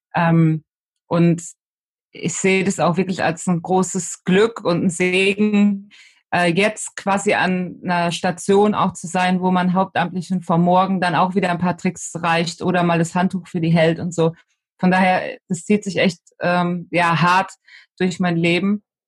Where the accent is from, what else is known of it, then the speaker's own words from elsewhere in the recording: Betzdorf, Rhineland-Palatinate, Germany; Also bei uns im Dorf, in Betzdorf, im Siegerland, wo ich herkomme, da ähm, hat der CV die Jugendarbeit gemacht für die Kirche und ich bin sozusagen von klein auf